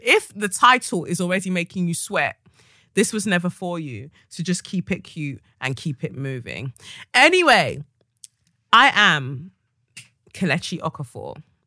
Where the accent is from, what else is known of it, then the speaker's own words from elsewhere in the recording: London, United Kingdom; I am from Peckham